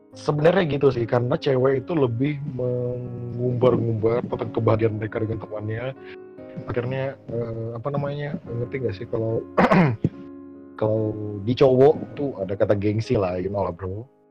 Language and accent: Indonesian; Malinau, North Kalimantan, Indonesia; moved away; also born or lived in Surabaya; saya dari Kalimantan, Kalimantan Utara, yaitu tepatnya di Malinau